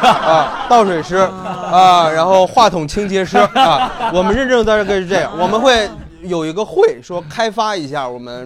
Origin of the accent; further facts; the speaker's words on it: Inner Mongolia, China; also born or lived in Anhui; now in Tianjin, China; 我爸爸是安徽人，我妈妈是内蒙人，然后我小时候呃出生在内蒙，然后又去了安徽跟我爷爷奶奶一块儿生活，然后又去了呃内蒙跟我姥姥姥爷一块儿生活。所以我现在说自己是天津人呢，纯是因为我有了天津户口。